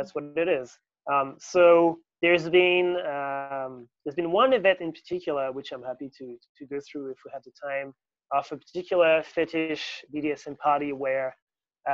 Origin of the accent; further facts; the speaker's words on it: near Paris, Île-de-France, France; moved away as an adult; also born or lived in Sydney, Australia; I grew up in France, near Paris, where I studied fundamental physics. In 2011, I flew to Sydney